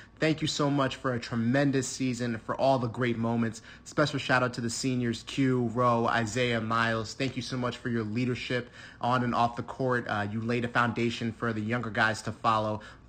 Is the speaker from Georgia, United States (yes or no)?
no; New Jersey, United States; Hi, guys. … I'm from New Jersey.